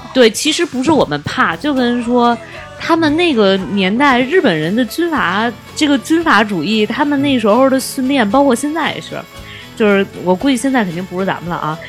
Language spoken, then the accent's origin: Chinese; China